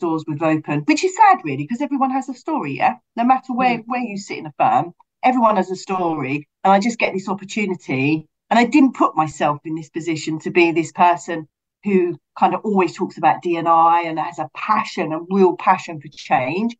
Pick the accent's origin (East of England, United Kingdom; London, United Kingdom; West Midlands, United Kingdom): London, United Kingdom; I'm from Brixton.